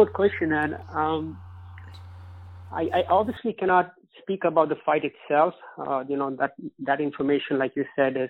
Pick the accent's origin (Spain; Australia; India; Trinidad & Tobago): India; moved away as an adult; also born or lived in Buffalo, New York, United States; now in New York, United States; I was born in Buffalo, New York, but I was raised in India. So growing up in India, I really was never exposed to boxing.